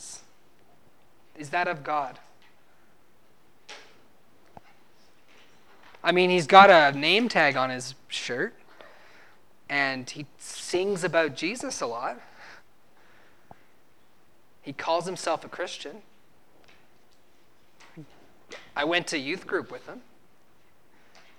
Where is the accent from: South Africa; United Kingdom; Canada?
Canada; New Brunswick; moved away; I'm from New Brunswick, Canada, and when I was living back in New Brunswick, Canada